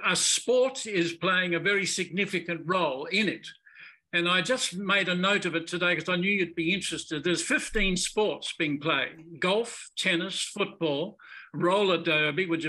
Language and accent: English; Australia